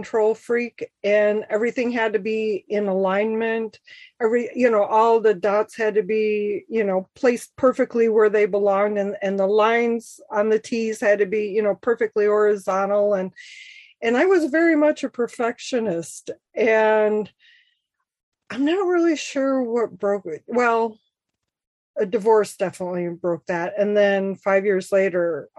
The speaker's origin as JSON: {"language": "English", "region": "Michigan", "country": "United States", "said": "I'm from Michigan"}